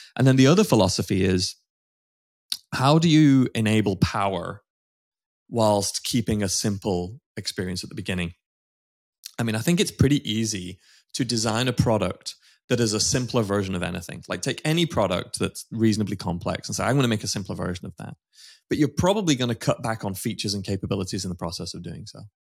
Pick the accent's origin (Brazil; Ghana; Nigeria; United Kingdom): United Kingdom; moved away as an adult; now in United States; I'm a, a Brit. Um, I'm now American citizen, actually, just recently, um, been here for thirteen years